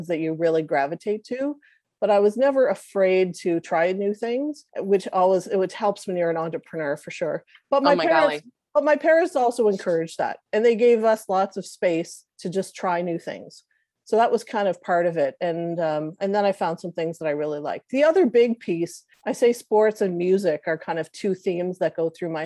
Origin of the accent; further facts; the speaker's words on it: Cape Breton, Nova Scotia, Canada; I'm a Cape Bretoner